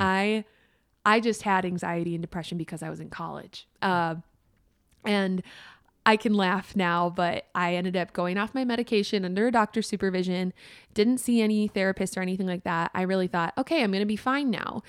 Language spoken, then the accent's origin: English; Minnesota, United States; moved away; also born or lived in Wisconsin; I'm from Minnesota